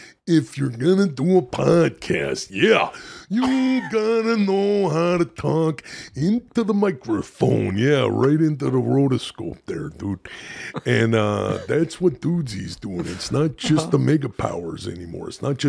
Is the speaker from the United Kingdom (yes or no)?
no; Vancouver, British Columbia, Canada; I grew up in Canada, and it doesn't get super cold on the west coast of Canada.